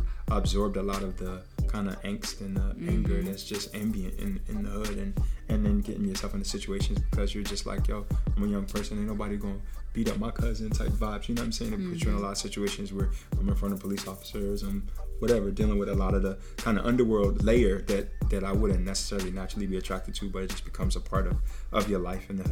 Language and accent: English; Trenton, New Jersey, United States; as a young person, I'm from the hood. I'm from Trenton, New Jersey